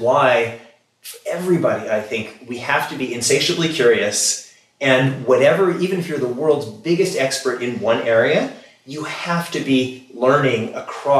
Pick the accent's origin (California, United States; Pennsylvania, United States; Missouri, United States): Missouri, United States; Kansas City; moved away; I come from Kansas City originally. It's traditionally a cow town. I grew up among cows.